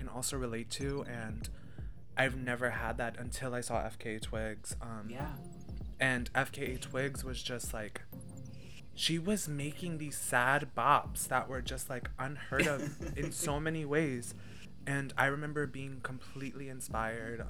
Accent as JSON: {"language": "English", "region": "Central Pennsylvania", "country": "United States", "said": "we're from the Central PA area"}